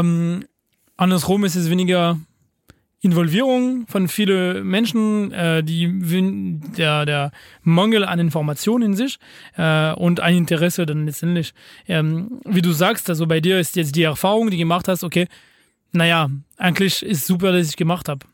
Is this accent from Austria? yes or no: no; France; German is a second language; bei uns in Frankreich